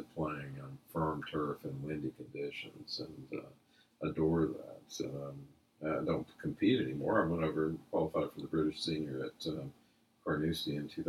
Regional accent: Atlanta, Georgia, United States; I grew up in Atlanta

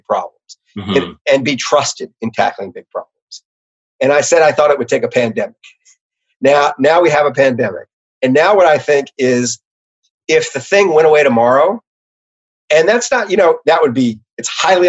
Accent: New Orleans, Louisiana, United States; I'm from New Orleans

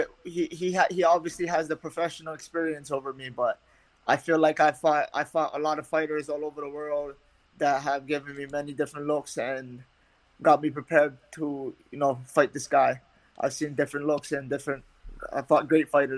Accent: Waianae, Hawaii, United States; I'm from Waianae, Hawaii. I live out there currently

